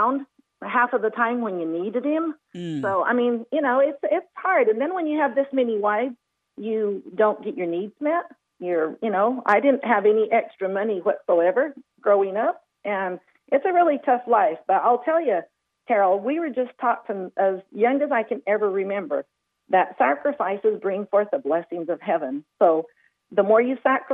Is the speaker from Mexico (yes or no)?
yes; Chihuahua, Mexico; moved away as an adult; also born or lived in Anchorage, Alaska; I was born and raised in Chihuahua, Mexico.